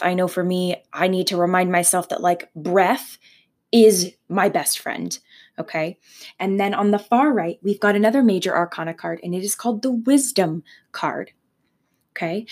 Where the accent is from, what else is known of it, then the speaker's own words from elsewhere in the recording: Leamington, Ontario, Canada; I was born in Leamington, Ontario